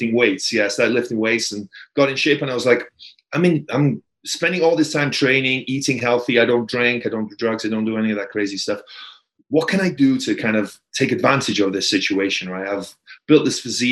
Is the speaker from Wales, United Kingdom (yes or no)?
yes; Wales, United Kingdom; also born or lived in Tampa, United States; now in Las Vegas, United States; I'm from Wales in the UK, a small little town in Wales. About 200 people live there